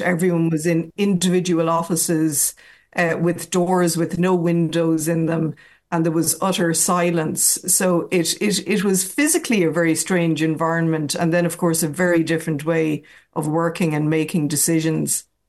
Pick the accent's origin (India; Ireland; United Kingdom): Ireland; Athlone, Leinster; moved away as an adult; now in Dublin, Ireland; I was born and raised in Athlone